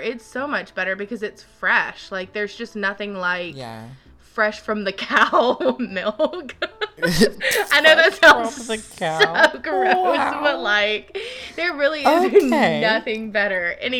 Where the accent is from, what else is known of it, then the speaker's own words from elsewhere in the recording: Gulf Coast, United States; I love all kinds of seafood from growing up on the Gulf Coast.